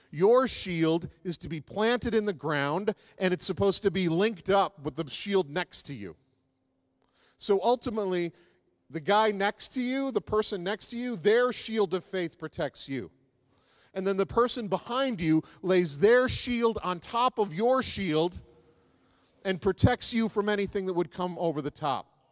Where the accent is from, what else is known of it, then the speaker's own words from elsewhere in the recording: East Coast, United States; one I grew up with on the East Coast